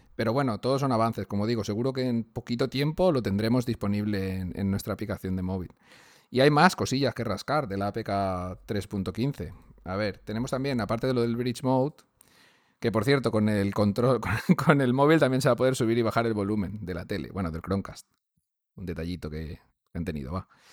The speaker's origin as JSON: {"language": "Spanish", "town": "Valencia", "region": "Valencian Community", "country": "Spain", "said": "soy de Valencia"}